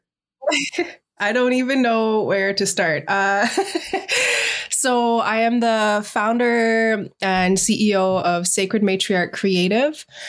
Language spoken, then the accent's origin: English; Sunshine Coast, British Columbia, Canada; now in Vancouver Island, Canada; I am from the Inhlagakmak Nation Grizzly Bear Clan, raised with the Shishak Nation on the Sunshine Coast.